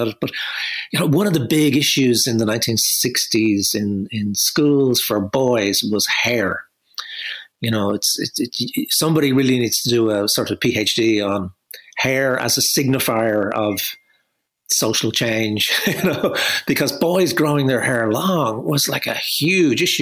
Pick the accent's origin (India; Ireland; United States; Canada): Ireland; Dublin, Leinster; I grew up in Crumlin, the corporation housing estate, in the 1960s.